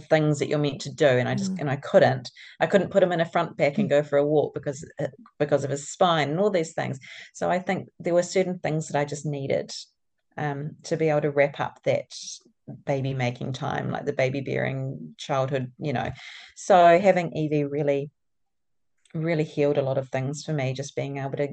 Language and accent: English; Napier, Hawke's Bay, New Zealand; moved away as an adult; also born or lived in Wellington / Auckland; now in Tauranga, New Zealand; I grew up in Napier.